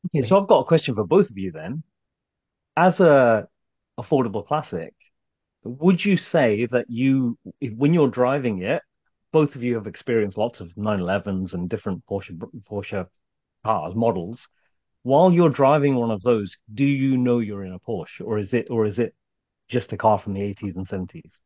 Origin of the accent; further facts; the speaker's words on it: Birmingham, West Midlands, United Kingdom; I grew up in Birmingham